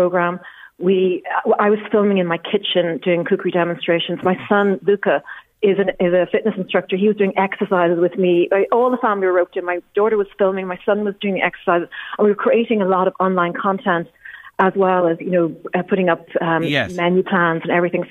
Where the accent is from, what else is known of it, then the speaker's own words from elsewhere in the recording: Dundalk, Leinster, Ireland; I grew up in Dundalk as well, between the ages of sort of 11 and 18 or 20 or so.